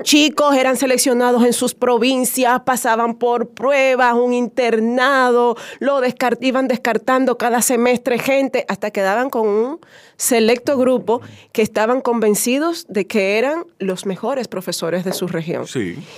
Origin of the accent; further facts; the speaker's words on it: San Juan de la Maguana, San Juan, Dominican Republic; also born or lived in Comendador, Elías Piña; Eh, crecí en San Juan de la Maguana